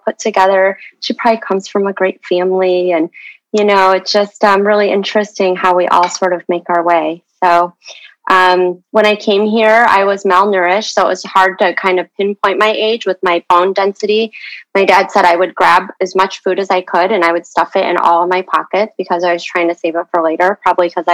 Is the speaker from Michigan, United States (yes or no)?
yes; Michigan, United States; also born or lived in Seoul, Korea / Daegu, Korea; I lived in the orphanage for about a year until I was adopted into the Midwest in Michigan